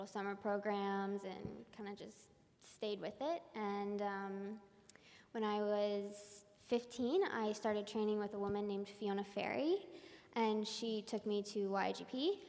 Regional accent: Marietta, Georgia, United States; now in San Francisco, United States; Well, I grew up in Marietta, Georgia

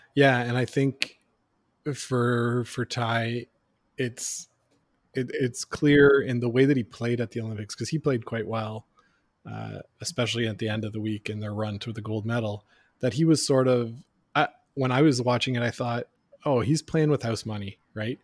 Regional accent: Canada; all growing up in Canada.

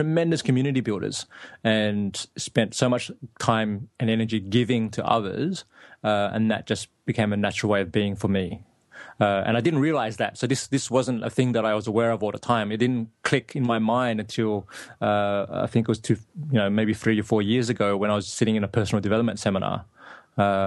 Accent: Sydney, New South Wales, Australia; moved away as an adult; also born or lived in Laos / Thailand; ended up in Sydney, Australia, where I grew up and went to school

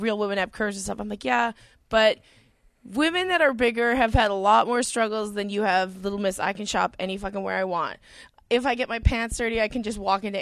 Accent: Edmonton, Alberta, Canada; I grew up in Edmonton

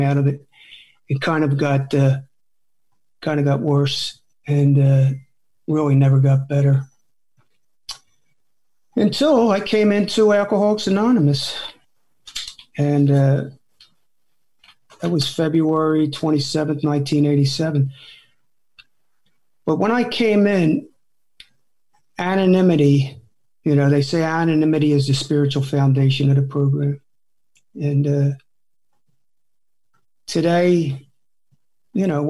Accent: New Jersey, United States; moved away; back east, I come from South Jersey. So back east, there was a lot of kids my age in the neighborhood

